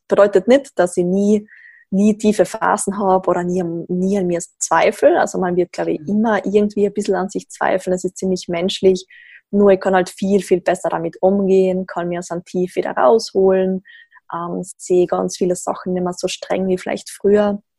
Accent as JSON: {"language": "German", "region": "Tyrol", "country": "Austria", "tie": "born or raised there", "lives_now": "Graz, Austria", "said": "Wie man vermutlich gleich hört, komme ich aus Österreich ähm, sehr klischeehaft in den Alpen in Tirol aufgewachsen, bin jetzt aber doch schon seit einiger Zeit in Graz"}